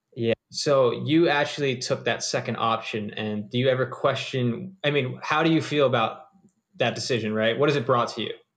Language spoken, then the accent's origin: English; East Coast of the US, United States; I'm from the East Coast on the U S